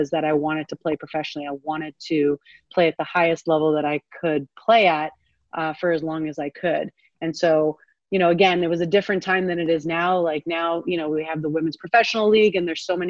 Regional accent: Canada; growing up in Canada

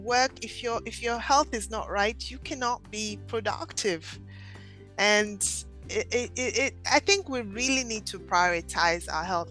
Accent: Nigeria; now in Philadelphia, United States; I'm originally from Nigeria

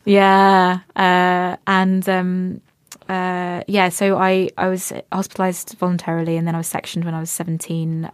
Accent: Cambridge, East of England, United Kingdom; I come from a family that's raised me to to be I've come Cambridge. We we come from Cambridge

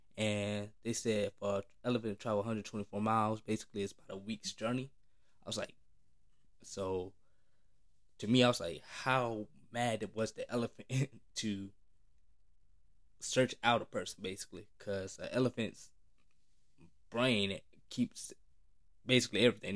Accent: the South, United States; especially black, growing up in the South

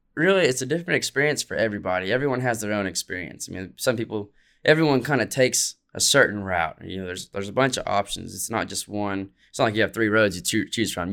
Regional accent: Muskogee, Oklahoma, United States; I played at Oklahoma Music Hall of Fame." Like, these are my hometown stuff

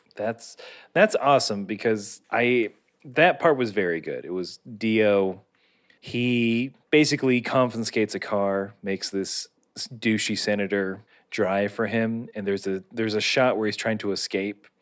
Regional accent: United States; being an American

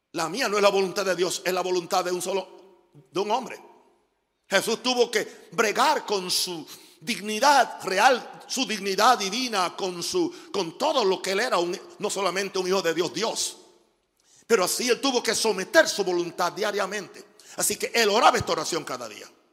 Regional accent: United States; moved away; soy gringo

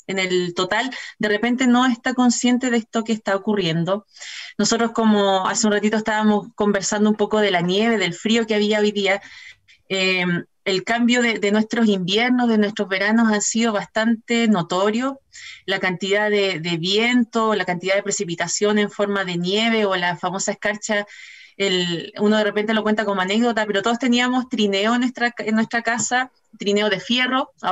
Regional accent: Magallanes and Chilean Antarctica, Chile; tenemos una responsabilidad como magallánicos y como chilenos de poder proteger nuestros ecosistemas

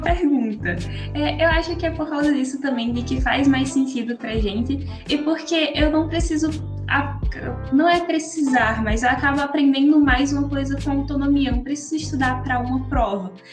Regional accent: Natal, Rio Grande do Norte, Brazil; eu sou aqui de Natal, no Rio Grande do Norte

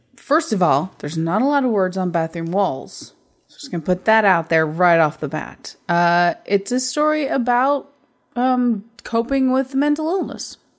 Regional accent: United States; I'm American

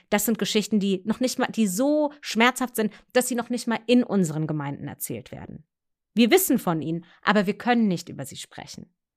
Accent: Germany; also born or lived in Munich / Frankfurt; in zwei Einheitsgemeinden aufgewachsen in München und in Frankfurt

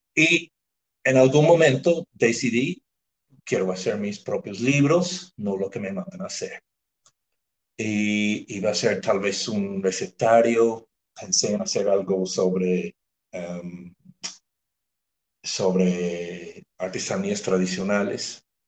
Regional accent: near Belfast, Northern Ireland, United Kingdom; Spanish is a second language; moved away as an adult; also born or lived in Mérida, Venezuela / Ecuador; now in Nariño, Colombia; Nací en Irlanda del Norte, nací de doble nacionalidad, porque en Irlanda del Norte, como ya saben, hay, hay dos países que reclaman ese territorio. Nací cerca del pueblo de Belfast

